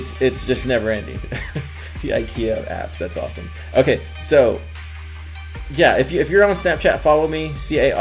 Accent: Corpus Christi, Texas, United States; moved away; I'm spending time in Corpus Christi, where my hometown is.

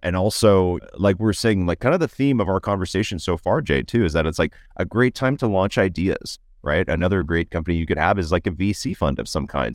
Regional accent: Toronto, Ontario, Canada; as a Canadian and, uh, and a Canadian from Toronto

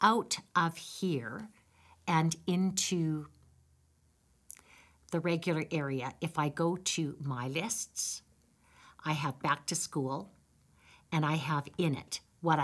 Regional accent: Campbell River, British Columbia, Canada; moved away as an adult; also born or lived in Victoria, British Columbia / Saskatchewan; now in Red Deer, Canada; I'm Canadian. I grew up in British Columbia in Campbell River, went to the University of Victoria, and then moved to Saskatchewan

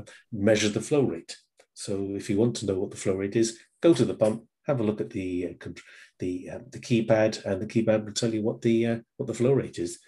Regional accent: England, United Kingdom; moved away

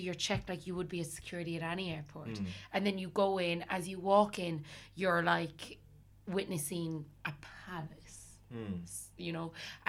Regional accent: Ireland; We were a group of 8 Irish women growing up in Catholic Ireland.

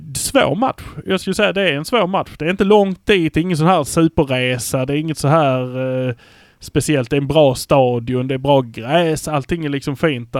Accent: Malmö, Skåne, Sweden; vi är från Malmö

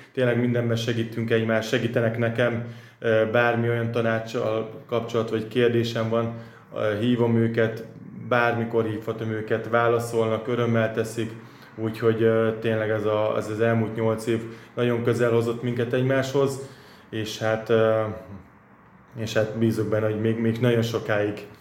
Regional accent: Hungary; mint magyar, mint minden magyar

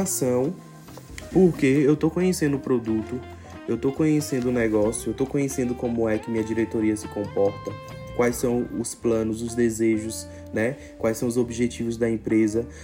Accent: Morro do Chapéu, Bahia, Brazil; also born or lived in Salvador; eu sou da Bahia, mas nascido especificamente em, em Morro do Chapéu, né, na Chapada Diamantina.

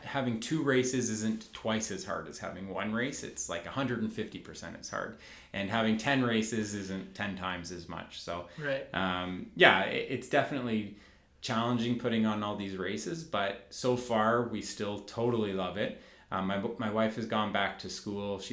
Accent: Dundas, Ontario, Canada; I was born and raised in Dundas

